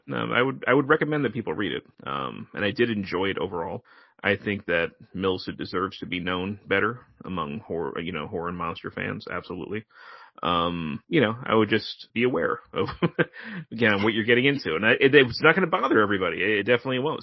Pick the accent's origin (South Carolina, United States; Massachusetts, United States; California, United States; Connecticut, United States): Connecticut, United States; an East Coaster like me, you know, who, you know, born and raised in Connecticut